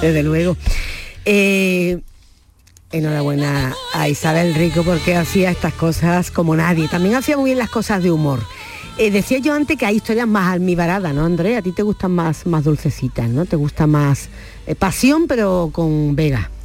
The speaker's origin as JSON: {"language": "Spanish", "town": "Málaga", "region": "Andalusia", "country": "Spain", "tie": "born or raised there", "said": "nací en Capuchino? es mi barrio de nacimiento aquí en Málaga"}